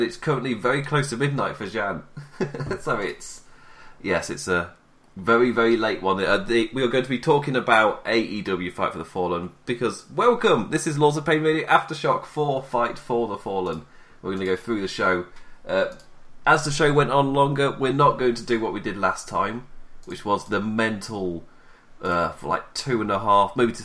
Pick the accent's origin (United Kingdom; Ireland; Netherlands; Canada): United Kingdom; England; being English